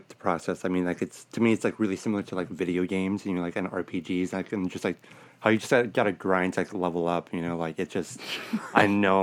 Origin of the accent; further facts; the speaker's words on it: Los Angeles, California, United States; I'm born and raised in Sylmar